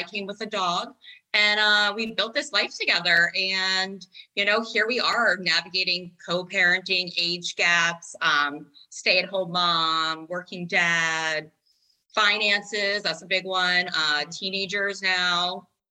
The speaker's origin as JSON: {"language": "English", "town": "New York City", "region": "New York", "country": "United States", "tie": "born or raised there", "said": "I grew up in New York City. And like, so, you know, I grew up a little bit faster, probably too fast."}